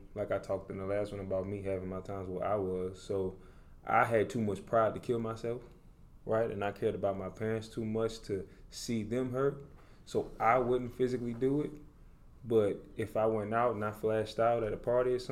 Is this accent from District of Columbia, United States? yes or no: no; New Orleans, Louisiana, United States; now in Dallas, United States; I'm originally from New Orleans, Louisiana